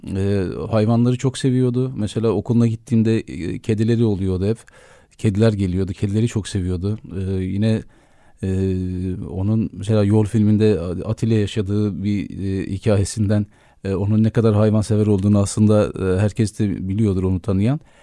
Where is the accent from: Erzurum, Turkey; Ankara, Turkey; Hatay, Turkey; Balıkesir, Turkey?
Erzurum, Turkey; benim çocukluğum Erzurum'da geçti. Ee, Erzurumluyum